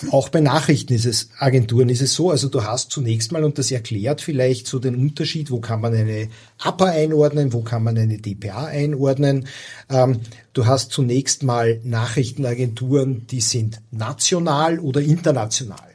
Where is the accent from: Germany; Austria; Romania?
Austria; Also als als Österreicher fährst du ja, wirst du ja im Urlaub sozialisiert in diesen oberitalienischen Badeorten.